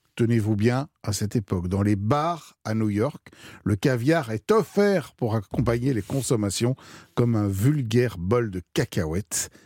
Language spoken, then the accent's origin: French; France; chez nous en France